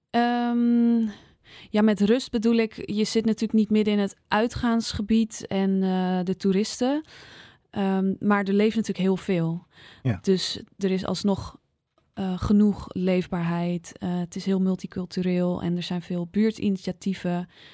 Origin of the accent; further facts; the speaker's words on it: Zaanstreek, North Holland, Netherlands; also born or lived in Amsterdam Noord; now in Amsterdam, Netherlands; ik kwam zelf uit de Zaanstreek